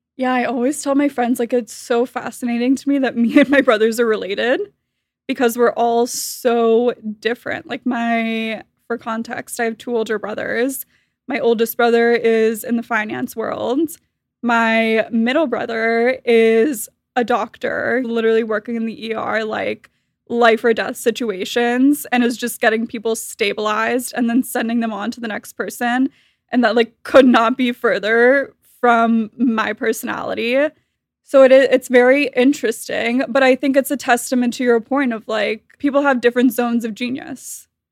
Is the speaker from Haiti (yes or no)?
no; Miami, Florida, United States; I was born and raised in Miami, Florida